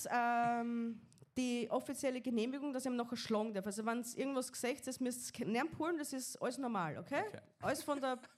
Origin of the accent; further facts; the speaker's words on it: Austria; wir Österreicher eigentlich